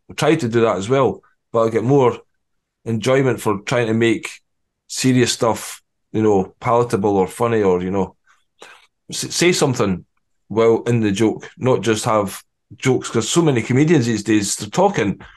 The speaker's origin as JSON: {"language": "English", "region": "Scotland", "country": "United Kingdom", "said": "you've got to get the kilt on being Scottish"}